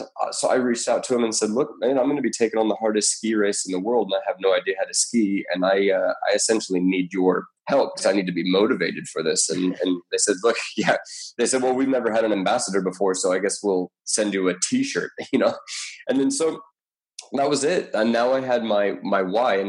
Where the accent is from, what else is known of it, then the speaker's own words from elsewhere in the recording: Colorado, United States; now in Australia; I'm from Colorado originally, and I've never skied in my life